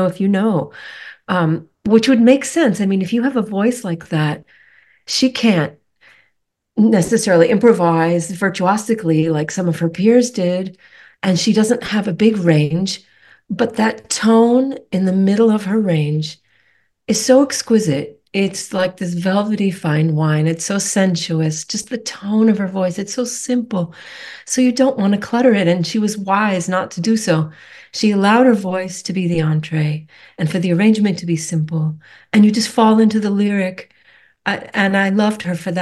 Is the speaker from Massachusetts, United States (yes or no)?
yes; Rockport, Massachusetts, United States; also born or lived in Connecticut; I grew up at the tip of an island on Cape Ann on the north shore of Massachusetts. I grew up in Rockport.